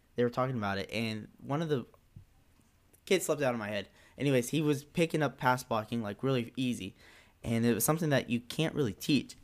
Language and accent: English; North Carolina, United States; I'm from North Carolina